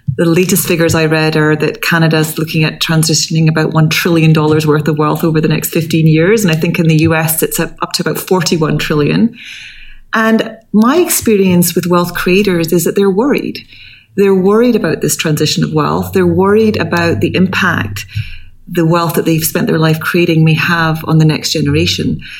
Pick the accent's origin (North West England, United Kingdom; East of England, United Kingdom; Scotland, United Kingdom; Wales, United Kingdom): Scotland, United Kingdom; moved away; I come from Scotland. My family are all in Scotland